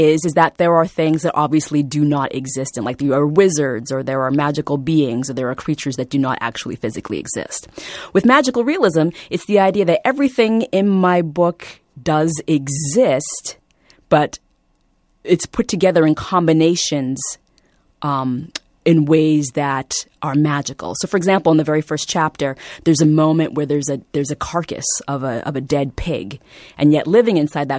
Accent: Vietnam; born there; because I was born in Vietnam, people really want to, again, look at this book through that particular lens.

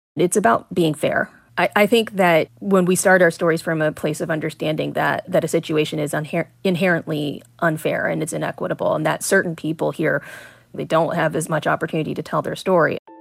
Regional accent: Atlanta, Georgia, United States; I grew up around Atlanta

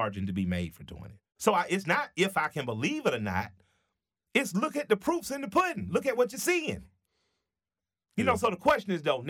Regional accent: United States; as an American

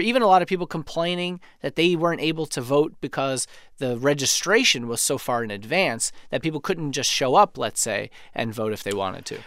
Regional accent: New York City, New York, United States; moved away; I grew up in Queens

